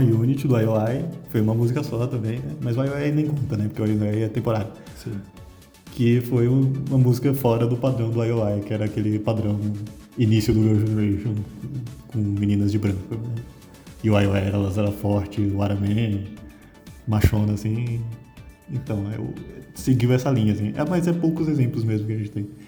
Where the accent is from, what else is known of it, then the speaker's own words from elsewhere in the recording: Brazil; sou brasileiro